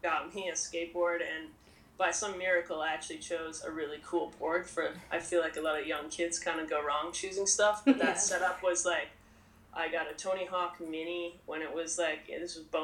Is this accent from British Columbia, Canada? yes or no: yes; Kelowna, British Columbia, Canada; I'm from British Columbia, Canada. I grew up, like, about a 6-hour drive inland from Vancouver near a town called Kelowna.